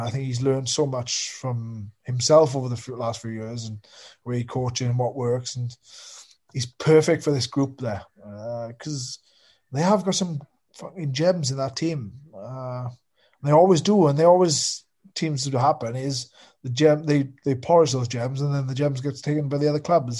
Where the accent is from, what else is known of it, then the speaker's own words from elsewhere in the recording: Wales, United Kingdom; being a Welshman